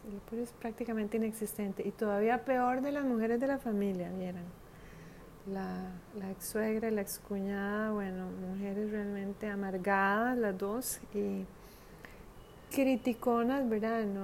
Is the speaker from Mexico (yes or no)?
no; Costa Rica; moved away as an adult; also born or lived in Italy / India